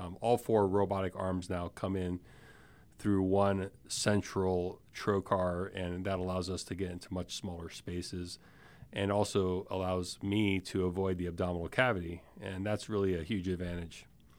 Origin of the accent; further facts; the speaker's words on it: Miami, Florida, United States; I'm originally from Miami, Florida.